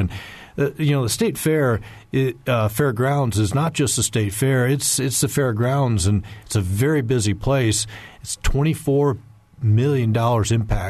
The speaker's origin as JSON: {"language": "English", "town": "Indianapolis", "region": "Indiana", "country": "United States", "said": "Well, I'm from Indianapolis, and I love the fair."}